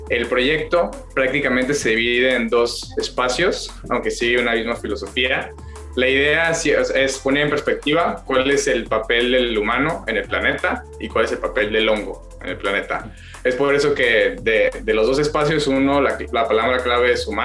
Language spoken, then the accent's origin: Spanish; Mexico; la mayoría somos mexicanos, ¿no?